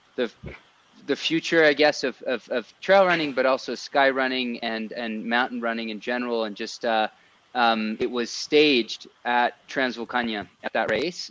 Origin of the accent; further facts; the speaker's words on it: France; now in Colorado, United States; growing up in France, I, I, kind of had a bit of a multicultural you know background